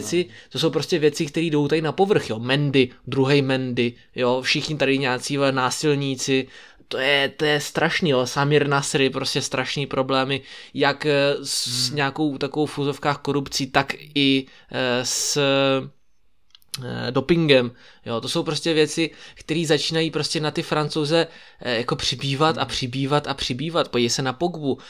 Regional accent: Brno, South Moravian Region, Czechia; tady u nás v Brně

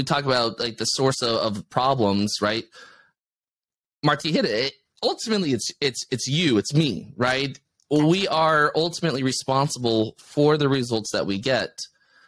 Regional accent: United States; as an American

